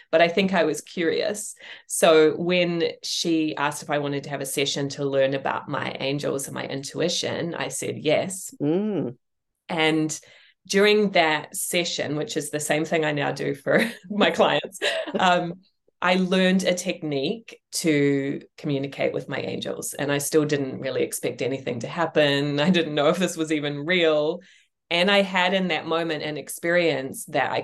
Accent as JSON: {"language": "English", "country": "New Zealand", "tie": "born or raised there", "also_born_or_lived": "England", "moved": "yes", "lives_now": "United States", "said": "I left my home country of New Zealand. I first moved to England. I then moved to the United States."}